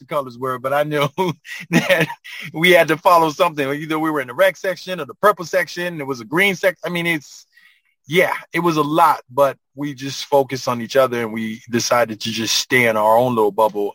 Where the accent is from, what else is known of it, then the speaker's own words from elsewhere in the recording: Haiti; moved away; I'm from Haiti, man. Like I grew up, you know, in the mountains